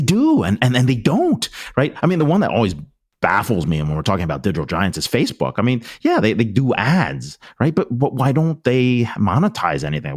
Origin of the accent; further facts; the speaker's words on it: Pennsylvania, United States; I grew up in Pennsylvania